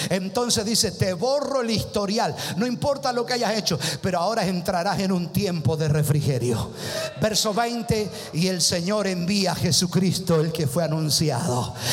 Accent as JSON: {"language": "Spanish", "country": "Argentina", "said": "Ay, pero soy argentino."}